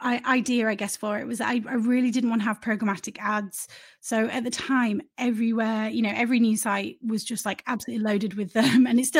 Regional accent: Leeds, Yorkshire and the Humber, United Kingdom; now in London, United Kingdom; Yeah, so I'm from Leeds originally and grew up in Leeds and moved to London to work in journalism.

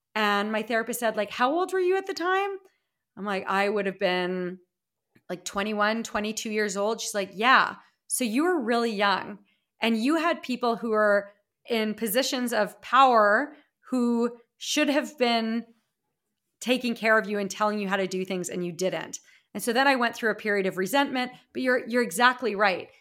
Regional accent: Regina, Saskatchewan, Canada; moved away as an adult; also born or lived in Calgary, Alberta / Toronto, Ontario; my hometown of Regina, Saskatchewan, where I am now

